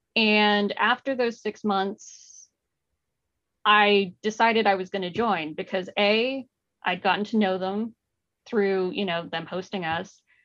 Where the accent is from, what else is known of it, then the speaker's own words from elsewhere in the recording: Mountain View, California, United States; I grew up in Mountain View